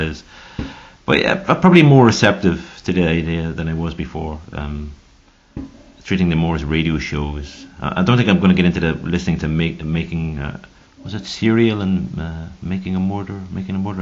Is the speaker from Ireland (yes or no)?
yes; Ireland; now in Switzerland; I'm from Ireland